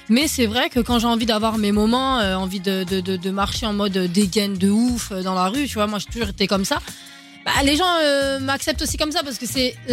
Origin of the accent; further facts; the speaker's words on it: Argenteuil, Île-de-France, France; et moi, je viens, ah, je d'Argenteuil, je suis obligée de le mentionner.